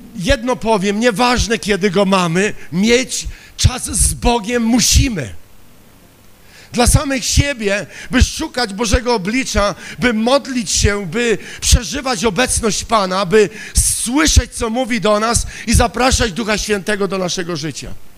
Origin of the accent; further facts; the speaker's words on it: Silesian Voivodeship, Poland; Ja pochodzę ze Śląska